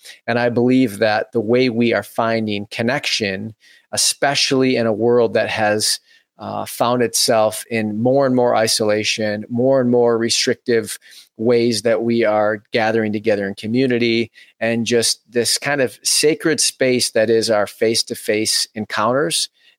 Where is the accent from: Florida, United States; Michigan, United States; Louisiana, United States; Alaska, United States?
Michigan, United States; Farmington; Having been born and raised in the Metro Detroit suburbs, Farmington, Michigan, to be specific, grew up in a family of six total